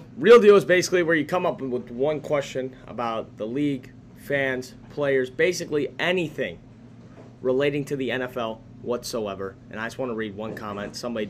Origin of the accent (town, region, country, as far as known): Chicago, Illinois, United States; accent: Chicago